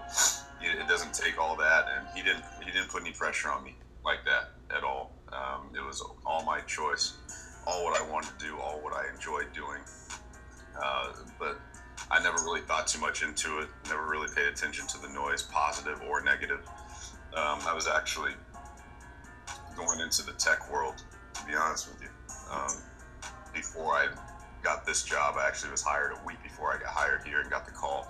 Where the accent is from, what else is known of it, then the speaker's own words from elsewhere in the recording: Seattle, Washington, United States; moved away as an adult; also born or lived in Arizona; now in New Orleans, United States; I'm from Seattle, born and raised.